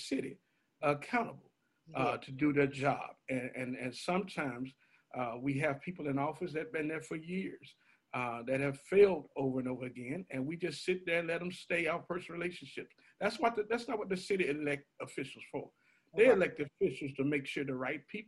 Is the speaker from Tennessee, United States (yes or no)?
yes; Memphis, Tennessee, United States; also born or lived in Tampa, Florida; born and raised in Memphis and proud of it.